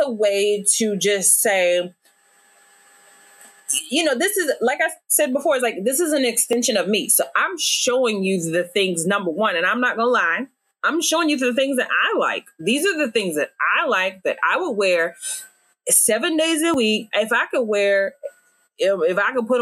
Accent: Virginia, United States; moved away as an adult; now in Dallas, United States; I'm a little bit country too, because I, you know, I'm from Virginia.

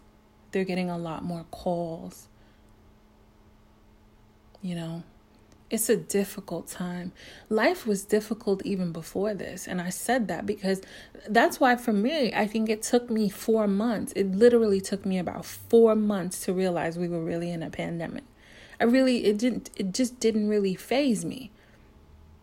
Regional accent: New York City, New York, United States; I'm a New Yorker

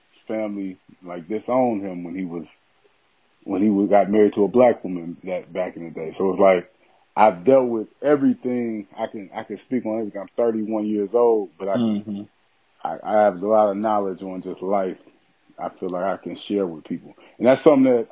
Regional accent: Aurora, Illinois, United States; also born or lived in Alton, Illinois; I grew up in outside Chicago in Aurora, Illinois. And that's where I grew up at. I went to grammar school and everything like

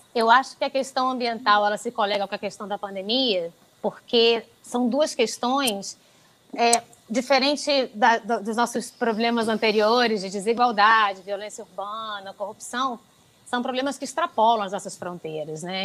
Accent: Brazil; now in Italy; quando nós chegamos como brasileiros

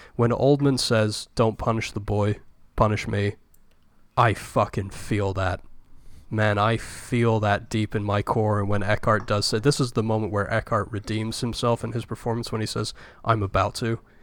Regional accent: United Kingdom; as a British person, not really, like, growing up with Michael Caine movies

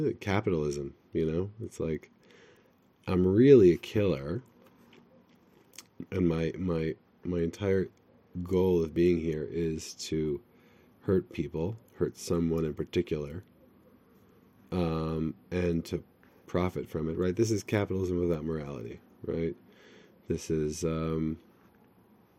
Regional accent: United States; I'm from America

